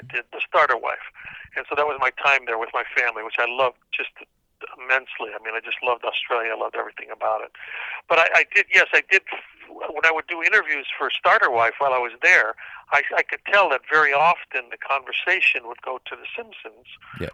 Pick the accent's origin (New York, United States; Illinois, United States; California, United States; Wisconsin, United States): Illinois, United States; Cicero; also born or lived in Chicago; most of my young adult life I grew up in Cicero, Illinois, which is a suburb just outside Chicago